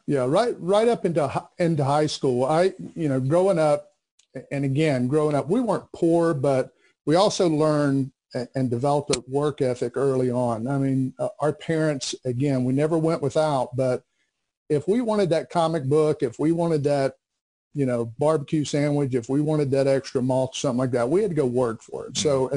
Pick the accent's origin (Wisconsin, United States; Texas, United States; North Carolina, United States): North Carolina, United States; Bessemer City; I came from a small textile town called Bessemer City, not to be confused with Bessemer, Alabama, but right. Bessemer City, North Carolina. And uh, when I was growing up, again, it was it was all about textiles